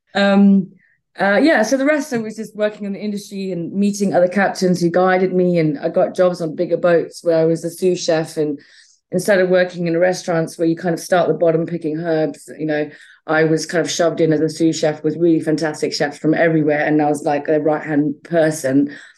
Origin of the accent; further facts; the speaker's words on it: Botswana; moved away; also born or lived in Zambia; I was born in Zambia uh, and I grew up in Botswana